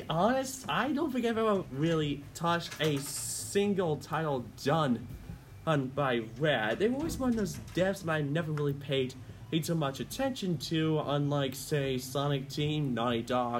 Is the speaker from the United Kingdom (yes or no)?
yes; Scottish Borders, Scotland, United Kingdom; I'm small from the Borders